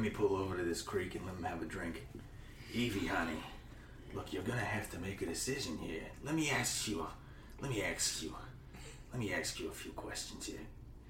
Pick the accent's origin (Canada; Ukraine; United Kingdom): Canada; accent: Long Island; of the candidates have a strong Long Island accent, though. Myself included. I can't vote because I'm a Canadian, which is also confusing.